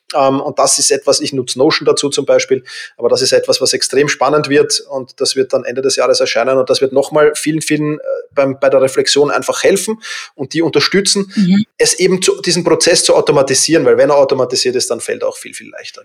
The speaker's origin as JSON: {"language": "German", "region": "Vienna", "country": "Austria", "said": "ich bin halt Wiener"}